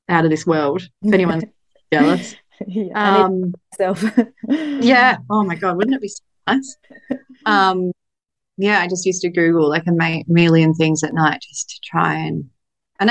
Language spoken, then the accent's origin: English; Australia; I'm Australian